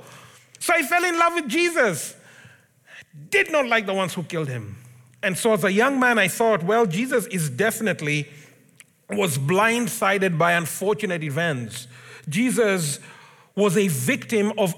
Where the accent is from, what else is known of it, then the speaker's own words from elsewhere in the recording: Kenya; moved away; I grew up in Africa. I'm Kenyan, in case it wasn't obvious. So I grew up in Kenya